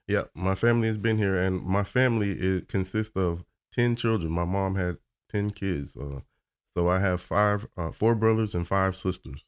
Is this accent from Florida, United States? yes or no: yes; Orlando, Florida, United States; I was born in Orlando, Florida.